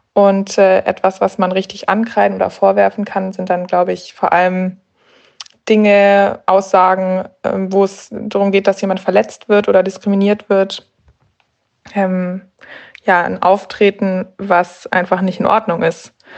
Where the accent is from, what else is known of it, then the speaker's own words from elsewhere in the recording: Berlin, Germany; Ich komme aus Berlin